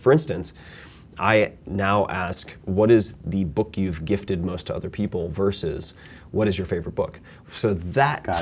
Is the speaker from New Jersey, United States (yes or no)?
no; Long Island, New York, United States; I'm from Long Island